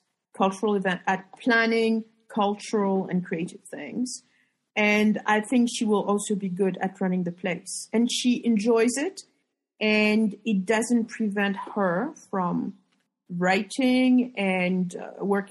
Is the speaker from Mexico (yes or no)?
no; Paris, Île-de-France, France; moved away as an adult; now in Marrakesh, Morocco; when I'm in Paris, I'm home, because it's my hometown and I'm French.